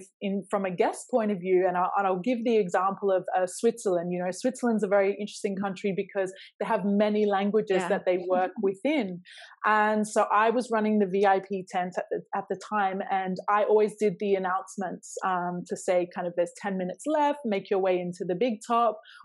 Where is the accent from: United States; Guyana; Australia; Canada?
Australia; moved away; I grew up in Australia, but neither of my parents are from Australia.